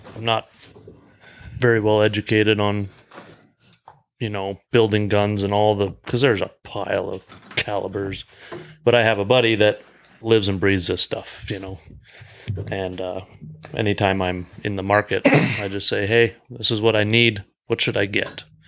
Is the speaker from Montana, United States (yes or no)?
yes; Great Falls, Montana, United States; I'm from Great Falls as well.